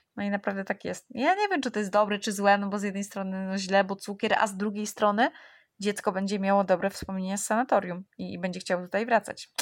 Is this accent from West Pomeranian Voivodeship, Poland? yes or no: no; Warsaw, Masovian Voivodeship, Poland; ja jestem z Warszawy